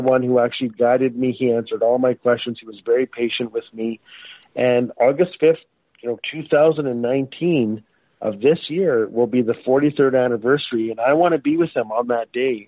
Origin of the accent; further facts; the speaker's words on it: Fort Smith, Northwest Territories, Canada; I was born and raised in Fort Smith, Northwest Territories in Canada